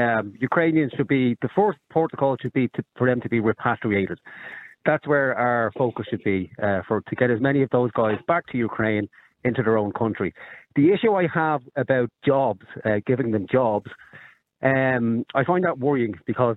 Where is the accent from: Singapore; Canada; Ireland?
Ireland; I am Irish.